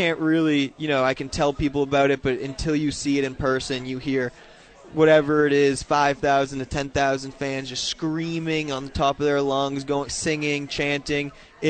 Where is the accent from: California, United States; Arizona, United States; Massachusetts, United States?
Massachusetts, United States; Boston; Every time I introduce myself, say I'm from Boston, they're like, huh?